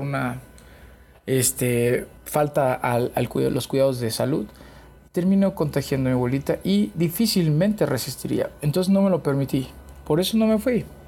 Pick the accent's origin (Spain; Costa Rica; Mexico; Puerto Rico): Mexico; Chiapas; moved away; yo soy de Chiapas